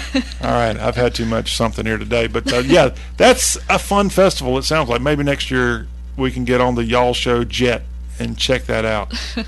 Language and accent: English; South Carolina, United States; It's a very, very hyper-local type thing in my certain part of South Carolina, where I grew up.